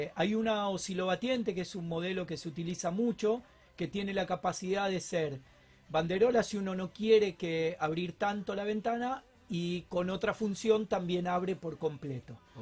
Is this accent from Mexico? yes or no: no; Argentina; en Argentina estamos acostumbrados a los momentos críticos